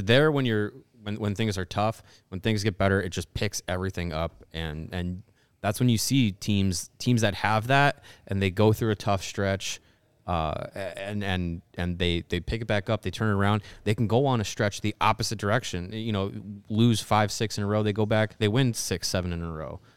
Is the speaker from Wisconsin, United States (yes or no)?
yes; Wisconsin, United States; I was born in Wisconsin, but I grew up in a household that cheered for the Bears